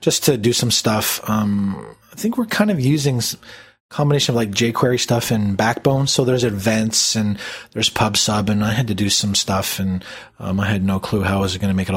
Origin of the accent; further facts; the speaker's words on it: Canada; being Canadian